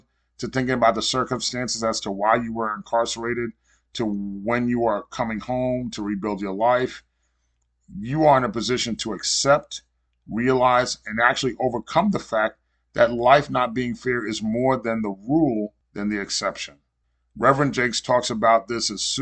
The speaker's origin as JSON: {"language": "English", "region": "New York", "country": "United States", "tie": "born or raised there", "moved": "yes", "lives_now": "Florida, United States", "said": "I was born and raised in New York"}